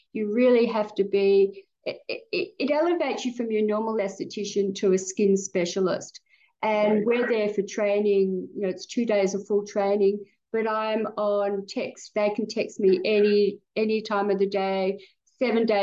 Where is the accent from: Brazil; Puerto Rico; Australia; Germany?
Australia; we're Australian